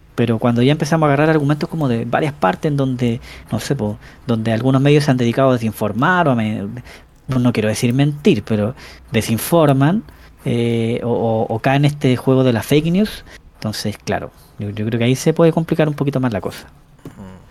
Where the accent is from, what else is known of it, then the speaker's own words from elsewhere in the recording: Chillán, Ñuble, Chile; also born or lived in Ñuñoa, Santiago; now in Santiago, Chile; mi dirección electoral estaba puesta en Chillán. Pero como yo me cambié a Ñuñoa